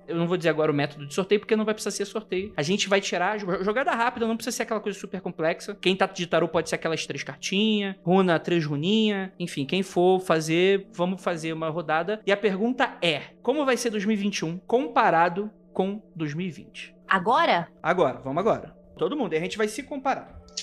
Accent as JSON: {"language": "Portuguese", "country": "Brazil", "said": "Ninguém pode falar que eu não sou brasileiro"}